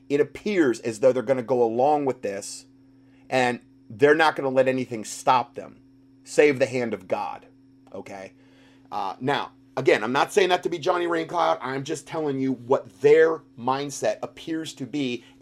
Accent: Canada; I need to start off by saying that I am not happy doing this, but I have to as a Canadian and more importantly as a parent who wants a better future not only for my children but for other children as well.

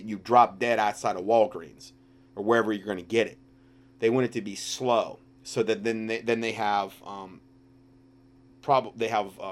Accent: Fort Myers, Florida, United States; moved away; That's my hometown, originally

